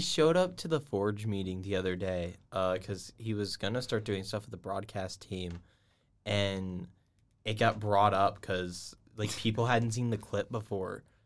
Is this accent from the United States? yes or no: yes; Georgia, United States; moved away; I'm from Georgia